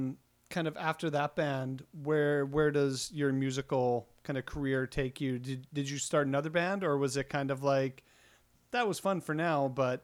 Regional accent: Estevan, Saskatchewan, Canada; moved away; I grew up in Estevan, and I did shows there

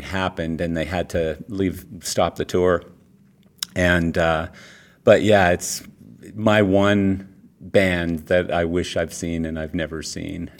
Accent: Calgary, Alberta, Canada; I'm born and raised in Calgary, Canada

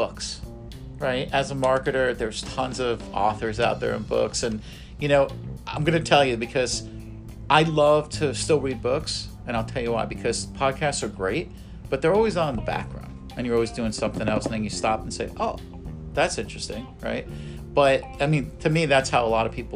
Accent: East Coast, United States; now in Ohio, United States; I grew up on the East Coast

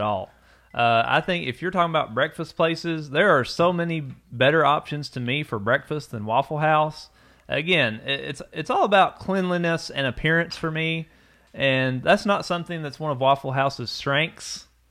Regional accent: Eastern Kentucky, United States; when we were growing up in Eastern Kentucky, there were no sit-down chain restaurants

